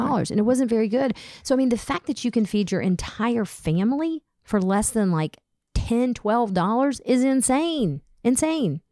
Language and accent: English; Smyrna, Georgia, United States; growing up in Smyrna, Georgia